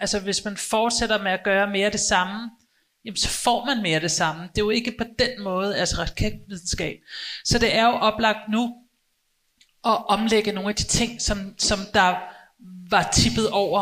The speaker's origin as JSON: {"language": "Danish", "town": "Copenhagen", "region": "Capital Region of Denmark", "country": "Denmark", "tie": "born or raised there", "said": "jeg er selv født og opvokset i København, også i Indre"}